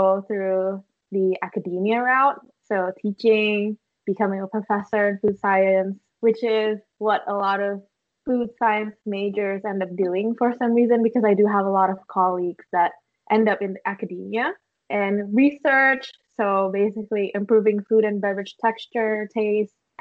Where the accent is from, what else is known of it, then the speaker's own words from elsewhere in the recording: Indonesia; moved away as an adult; also born or lived in Indiana, United States; now in Hawaii, United States; I am from Indonesia, and I moved to the U.S. in 2015 for college